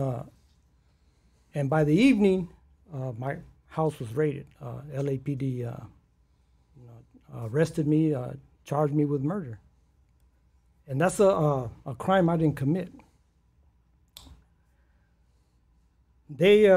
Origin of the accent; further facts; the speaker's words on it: Los Angeles, California, United States; I grew up in South Central LA, right there, by the LA Coliseum, USC, in that specific area